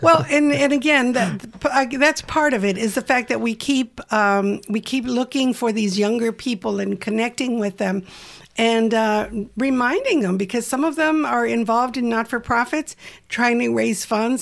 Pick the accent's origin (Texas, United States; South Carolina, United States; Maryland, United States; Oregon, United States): Texas, United States; Uvalde; I grew up in Texas in a little town called Uvalde